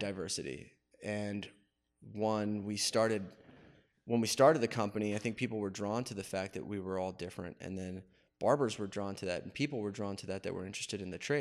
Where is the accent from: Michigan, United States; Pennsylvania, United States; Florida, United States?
Pennsylvania, United States; Wilkes-Barre; moved away as an adult; also born or lived in Pottsville, Pennsylvania; now in Richmond, United States; I was raised in Wilkes-Barre